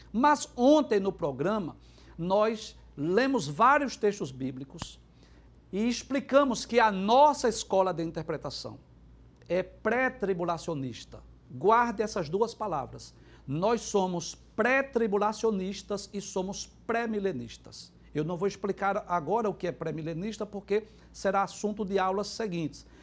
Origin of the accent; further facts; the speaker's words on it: Recife, Pernambuco, Brazil; Eu, por exemplo, sou recifense e, moro aqui e na, e na, região metropolitana há 50 anos já.